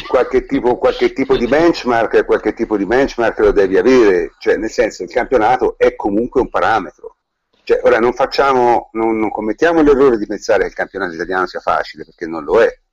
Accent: Tuscany, Italy; noi, noi siamo toscani

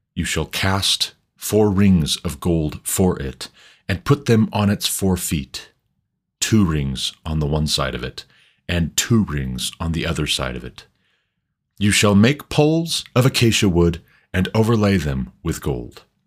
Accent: United States; I'm an American, but my ancestors came from somewhere

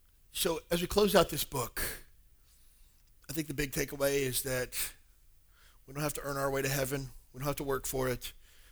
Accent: Alabama, United States; I grew up in Alabama, and every other church was a Baptist church

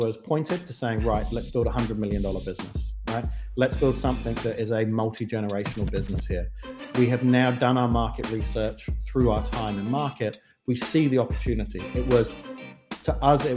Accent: London, United Kingdom; moved away as an adult; also born or lived in Kent; now in New Zealand; I grew up in the grungier parts of southeast London. So Deptford, Lewisham, Greenwich

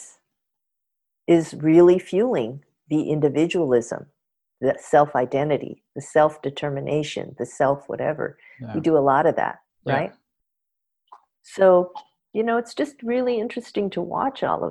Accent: Los Angeles, California, United States; having been born and raised in Los Angeles

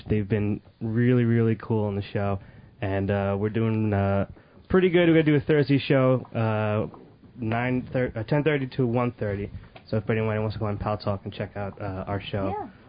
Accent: Spring Lake, United States; I'm from East Side Spring Lake.

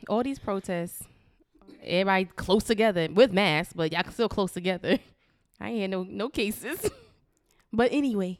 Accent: Paterson, New Jersey, United States; in my hometown of Patterson

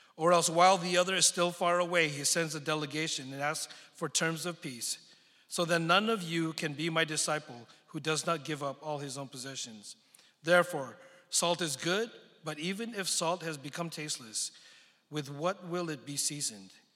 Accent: San Francisco Bay Area, California, United States; also born or lived in Philippines / Texas; now in Dallas, United States; I was born in the Philippines, but grew up in the San Francisco Bay Area

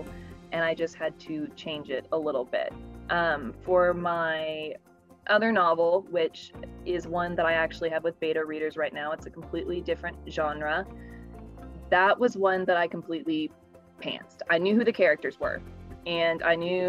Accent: Houston, Texas, United States; also born or lived in Knoxville, Tennessee; I was raised, if not born, in Houston, Texas

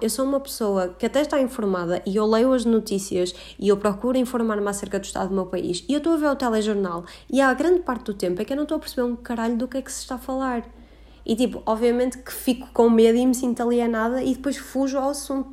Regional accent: Porto, Norte, Portugal; moved away as an adult; now in Coimbra, Portugal; A minha quarentena foi no Porto e eu não imaginava que ia passar dois meses no Porto, ahm, que é de onde eu sou originalmente

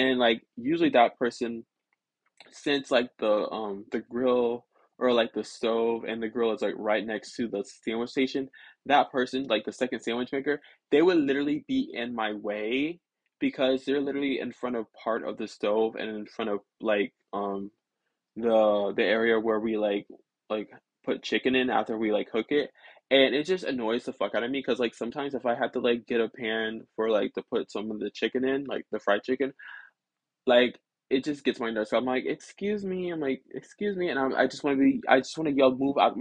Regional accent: the South, United States; I live in the South and I'm from the South

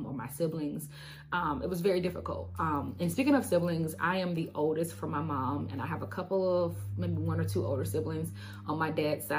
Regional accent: Alabama, United States; I am born and raised in Alabama

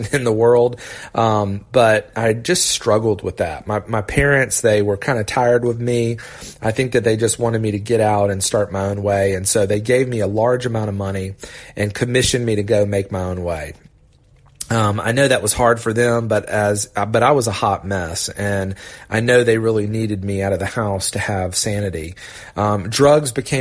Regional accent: Augusta, Georgia, United States; also born or lived in Orlando, Florida; Dad took a huge risk and moved us to Augusta, Georgia

